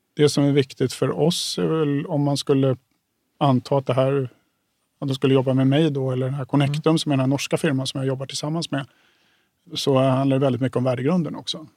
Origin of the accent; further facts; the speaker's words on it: Stockholm, Stockholm County, Sweden; jag kommer från Stockholm som har en helt skadad bostadsmarknad